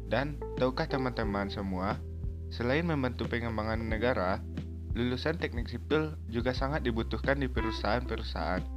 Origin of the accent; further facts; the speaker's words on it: Bukittinggi, West Sumatra, Indonesia; born there; Saya lahir di Bukit Tinggi pada 18 September 2002.